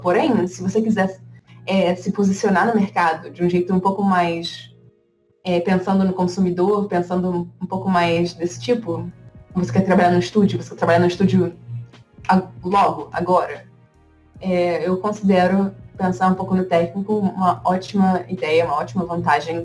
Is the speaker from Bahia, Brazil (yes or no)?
no; Rio de Janeiro, Brazil; moved away as an adult; now in United States; eu vim do Rio de Janeiro e na, na, minha época do ensino médio eu decidi que eu ia fazer design gráfico